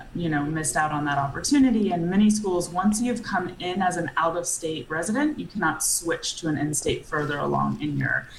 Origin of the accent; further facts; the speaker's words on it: Atlanta, Georgia, United States; moved away as an adult; I grew up in Georgia from, you know, yeah. Uh, Atlanta